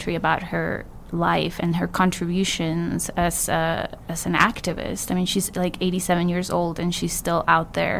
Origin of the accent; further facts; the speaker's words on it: California, United States; growing up in California